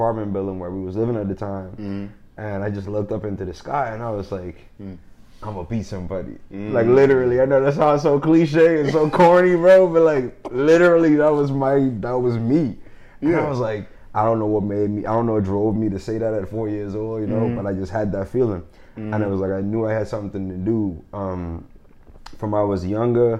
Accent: Bahamas; when I grew up in the Bahamas

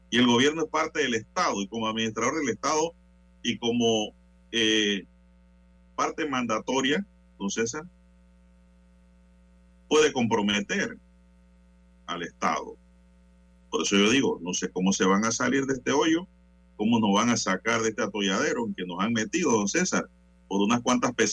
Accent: Panama; a mí como panameño y como abogado me deja preocupado

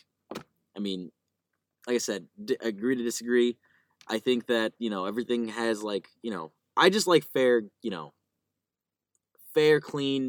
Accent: Chicago, Illinois, United States; as a kid growing up in Chicago

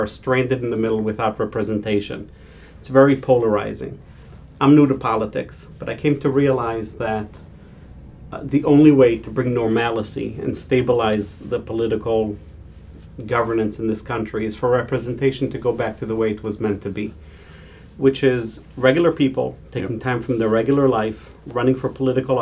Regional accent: Israel; now in United States; I was born and raised in Israel

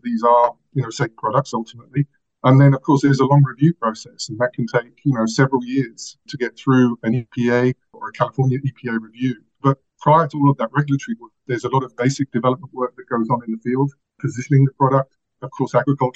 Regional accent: London, United Kingdom; moved away as an adult; also born or lived in France; now in Chapel Hill, United States; I'm actually from London. You can probably tell from the accent.

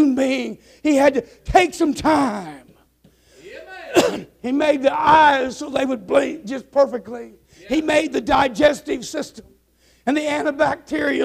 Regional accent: Nebraska and Kansas, Midwest, United States; now in Arkansas, United States; I'm from the Midwestern prairie land, Nebraska and Kansas

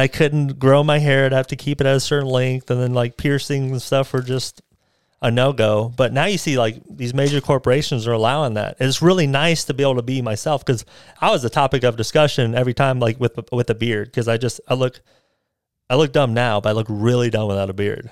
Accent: United States; I'm American. I was born here, so I'm an American.

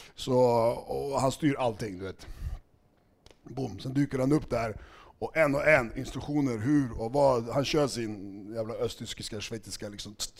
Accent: Stockholm, Stockholm County, Sweden; also born or lived in Segertorp, Huddinge; Jag är uppvuxen i Skärholmen

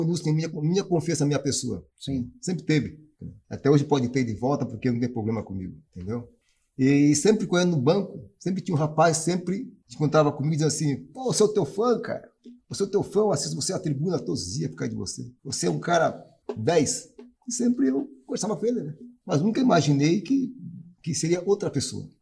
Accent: Tubarão, Santa Catarina, Brazil; also born or lived in Jaguaruna; now in Joinville, Brazil; eu sou natural de Tubarão, Santa Catarina. E eu morei, morava em Jaguaruna, terra da melancia

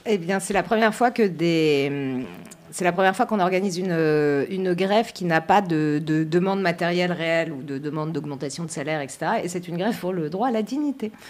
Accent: France; je suis française

